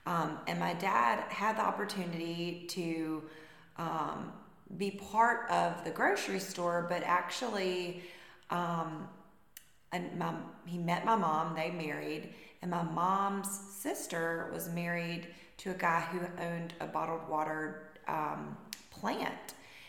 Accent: LaGrange, Georgia, United States; I was born and raised in LaGrange, had a wonderful childhood here

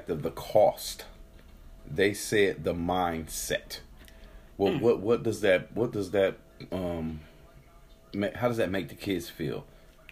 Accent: Detroit, Michigan, United States; moved away; I'm coming from Detroit

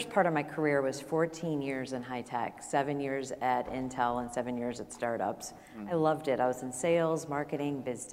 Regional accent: Michigan, United States; now in Portland, United States; I was born and raised in Michigan

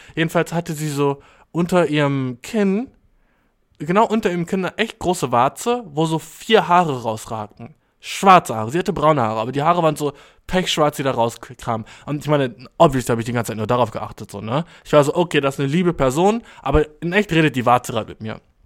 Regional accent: Germany; ich jetzt als Deutscher

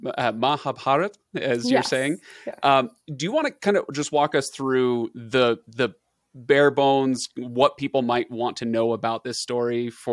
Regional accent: Chicago, Illinois, United States; Oh, you're from Carthage. I'm from Chicago.

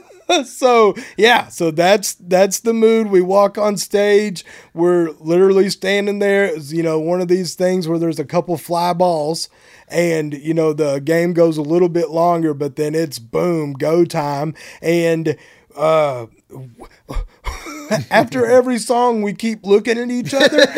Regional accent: Bonham, Texas, United States; I'm from Bonham, Texas

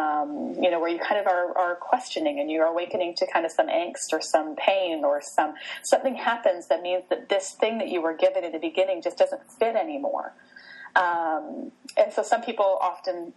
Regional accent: Canada; also born or lived in Vancouver area, British Columbia; I'm Canadian, so I live in Western Canada in a town just outside of Vancouver

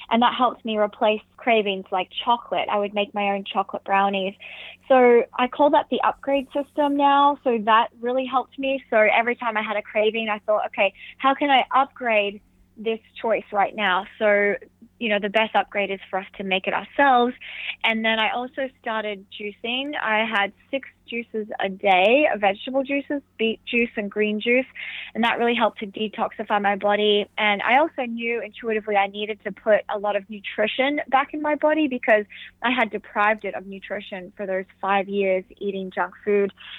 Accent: Alice Springs, Northern Territory, Australia; from where I grew up in Alice Springs

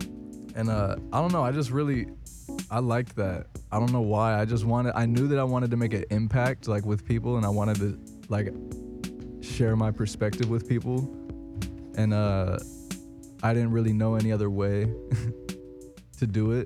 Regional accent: Indiana, United States; also born or lived in St. Joseph, Michigan; now in Los Angeles, United States; I grew up in Indiana.

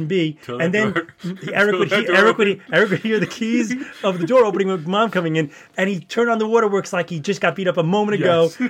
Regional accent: New York City, New York, United States; also born or lived in Yonkers; we grew up in the Bronx in a small apartment

